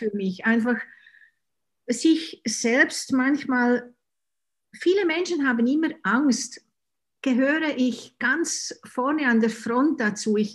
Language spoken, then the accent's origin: German; Switzerland; Und ja, ich bin ich komme aus der Schweiz, das kann man wahrscheinlich unschwer hören.